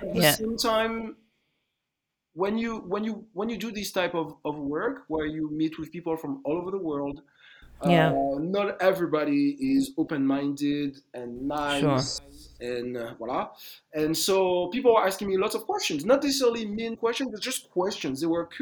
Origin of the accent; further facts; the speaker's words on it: Martinique; moved away as an adult; now in Paris, France; I was born and raised in Martinique